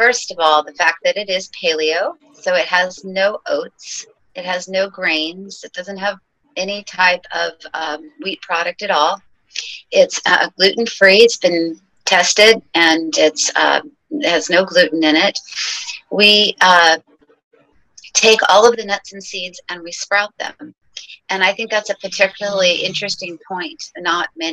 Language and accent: English; Ojai, California, United States; also born or lived in New York; I came back to my hometown, which is Ojai, California, small little town in the mountains of near Santa Barbara